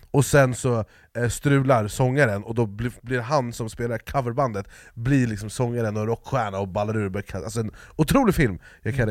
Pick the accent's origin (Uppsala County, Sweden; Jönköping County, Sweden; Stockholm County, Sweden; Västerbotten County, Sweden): Stockholm County, Sweden; Jordbro; jag är från Jordbro Men, det var där jag växte upp